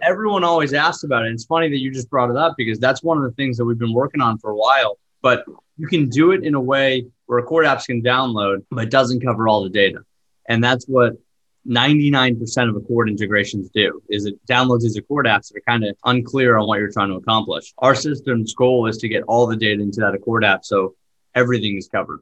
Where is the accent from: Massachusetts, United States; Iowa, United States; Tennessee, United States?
Massachusetts, United States; Boston; I grew up in Boston, about 20 minutes outside the city